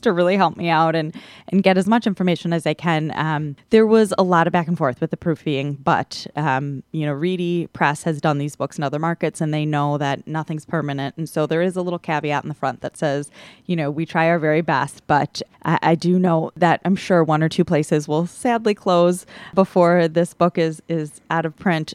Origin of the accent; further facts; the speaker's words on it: Milwaukee, Wisconsin, United States; I was born and raised in Milwaukee